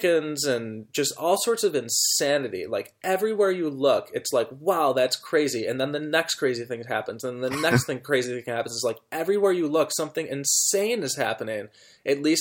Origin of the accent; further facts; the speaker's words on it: United States; as an American